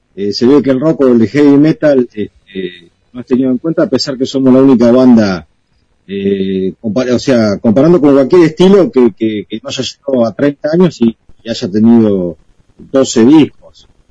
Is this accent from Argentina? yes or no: yes; Balcarce, Buenos Aires Province, Argentina; nosotros somos de Balcarce, del interior de Buenos Aires